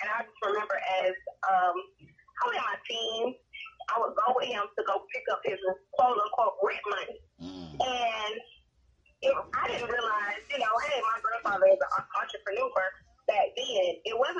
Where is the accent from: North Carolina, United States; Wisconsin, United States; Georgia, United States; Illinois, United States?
Georgia, United States; Rome; now in Douglasville, United States; I actually grew up in a small town north of Atlanta called Rome, Georgia